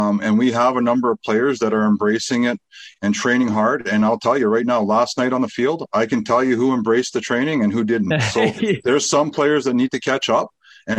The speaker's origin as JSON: {"language": "English", "town": "Fort Saskatchewan", "region": "Alberta", "country": "Canada", "tie": "born or raised there", "said": "I was born and raised in Fort Saskatchewan"}